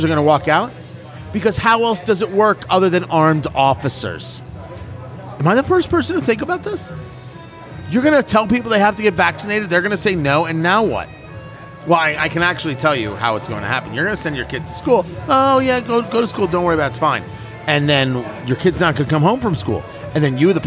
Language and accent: English; New Jersey, United States; I grew up in New Jersey